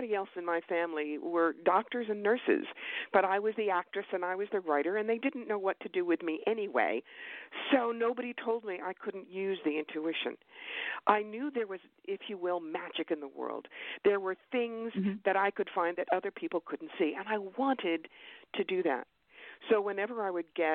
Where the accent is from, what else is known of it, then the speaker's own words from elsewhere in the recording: New York, United States; I'm a New Yorker